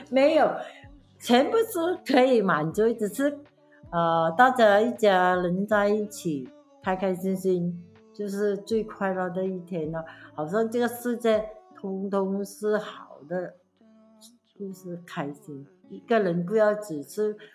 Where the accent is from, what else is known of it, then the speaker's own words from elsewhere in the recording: Pahang, Malaysia; 我在，呃，巴夯出生的